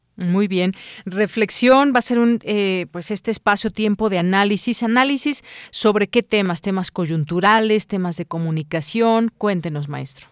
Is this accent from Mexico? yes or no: yes; Mexico; como ciudadanos, como mexicanas y mexicanos